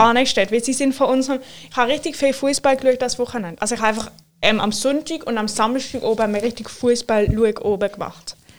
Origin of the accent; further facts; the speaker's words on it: Switzerland; bei uns in der Schweiz